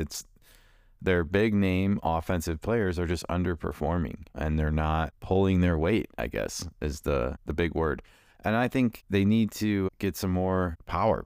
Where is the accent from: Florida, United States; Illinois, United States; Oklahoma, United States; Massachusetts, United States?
Illinois, United States; Chicago; I'm from Chicago